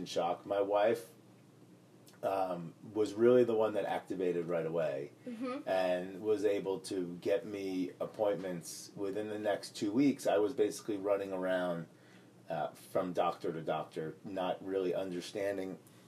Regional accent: United States; I grew up just outside of New York

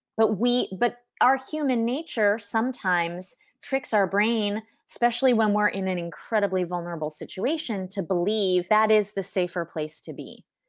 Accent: Southern California, United States; moved away as an adult; also born or lived in New York City; now in Paris, France; growing up in Southern California

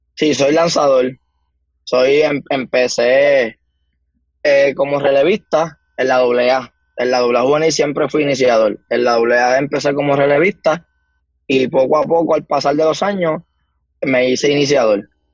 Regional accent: Humacao, Puerto Rico; soy nacido y criado en el pueblo de Humacao

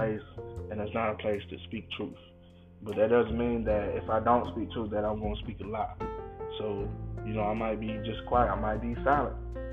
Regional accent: United States; me being an American and living my life

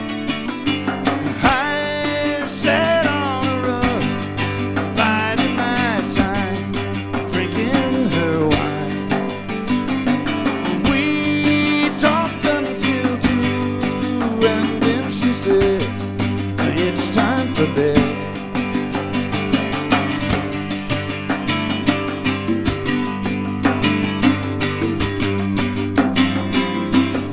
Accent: Mississippi, United States; Growing up in Mississippi, spare time is our major export in Mississippi

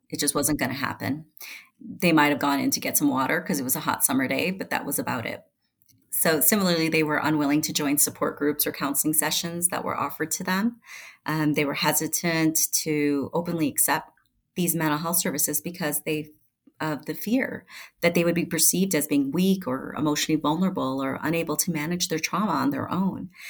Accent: Chicago, Illinois, United States; now in Colorado, United States; I had grown up in Chicago

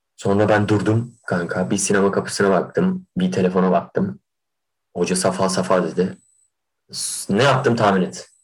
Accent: Kahramanmaraş, Turkey; moved away; Memleketime dönecektim

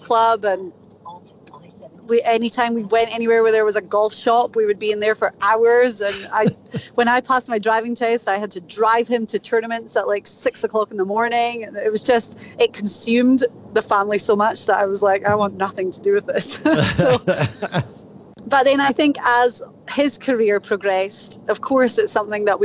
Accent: Inverness, Scotland, United Kingdom; accent: Scottish; moved away as an adult; now in United States; I was born in Inverness Scotland

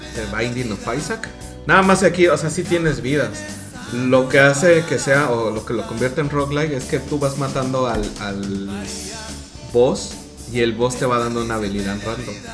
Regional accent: Mexico; nosotros como mexicanos

